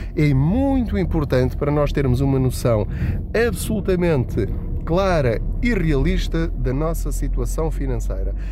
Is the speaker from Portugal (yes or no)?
yes; Portugal; Enquanto portugueses